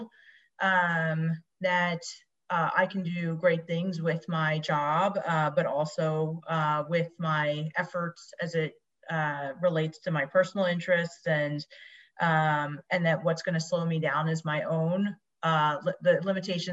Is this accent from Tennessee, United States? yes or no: no; Tabernacle, New Jersey, United States; I grew up in a small town called Tabernacle, New Jersey